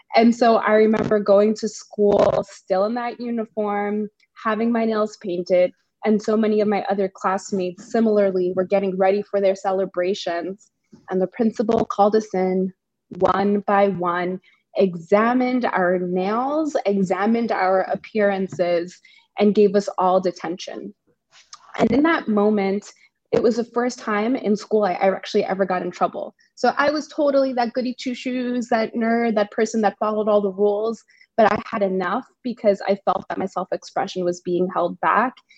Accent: New York City, New York, United States; I'm from the Bronx, New York, a very proud New Yorker, very proud Bronx woman

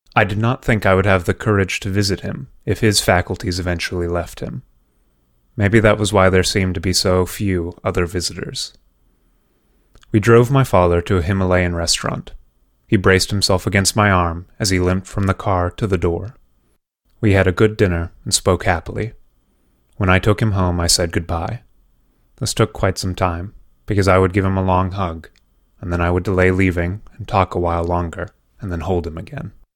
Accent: California, United States; moved away as an adult; also born or lived in Oregon; now in New York, United States; when I was growing up in California

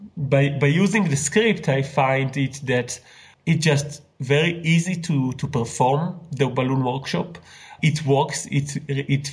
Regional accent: Israel; I'm from Israel

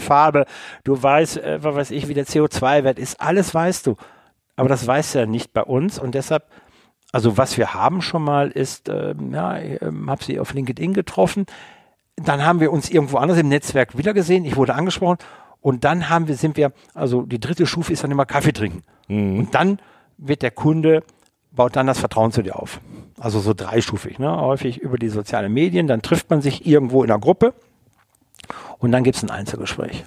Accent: Rhineland, Germany; ich komme ja aus dem Rheinland

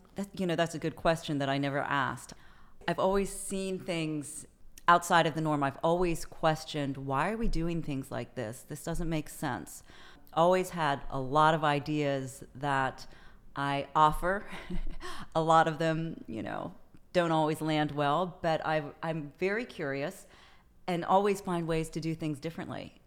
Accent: Prince George's County, Maryland, United States; also born or lived in Colorado Springs, Colorado / Towson, Maryland / Paris, France; I moved to, uh, Southern Maryland, Southern Prince George's County, when I was in elementary school. And, uh, went to middle school, high school, and, uh, Prince George's County, Maryland

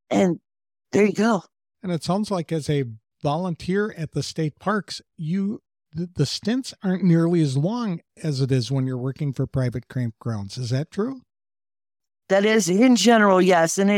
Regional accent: Ohio, United States; moved away as an adult; I'm from Ohio right in the middle of the Buckeye State.

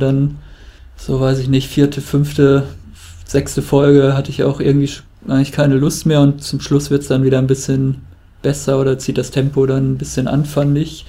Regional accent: Germany; als Deutscher

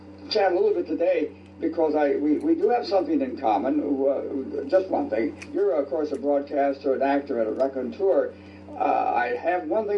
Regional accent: Chicago, Illinois, United States; also born or lived in Warsaw, Indiana; I'm from Chicago

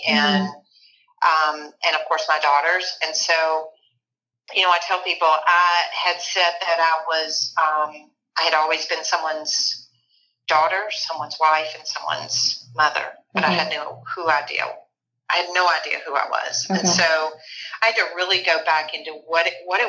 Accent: Memphis, Tennessee, United States; I grew up in Memphis, Tennessee. I still live here.

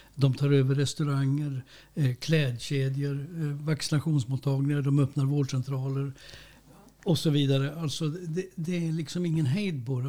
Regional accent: Norrbotten County, Sweden; som norrbottning

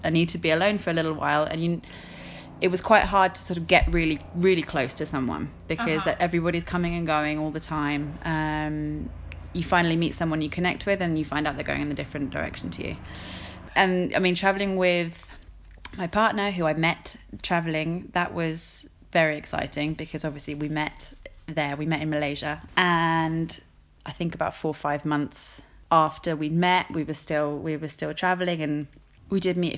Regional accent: England, United Kingdom; moved away as an adult; now in Madrid, Spain; I'm living in Madrid, but I'm from England, and I moved here 2.5 years ago

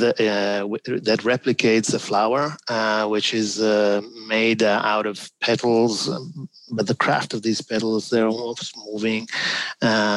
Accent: Milan, Lombardy, Italy; moved away; I'm from Milano

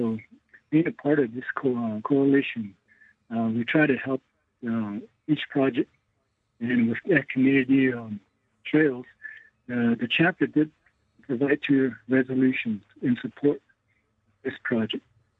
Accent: Crown Point, New Mexico, United States; Privileged to be a Native American colleague and Yate from Crown Point, New Mexico.

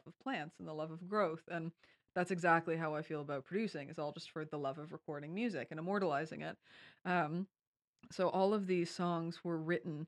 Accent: Kingston, Ontario, Canada; also born or lived in London, Ontario; this is my hometown. I am a Kingston hometown kid.

